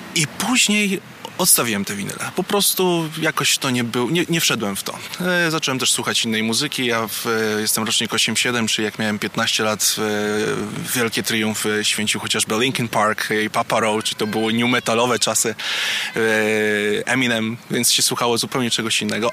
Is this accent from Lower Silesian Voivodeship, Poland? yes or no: no; Warsaw, Masovian Voivodeship, Poland; jestem warszawiakiem od urodzenia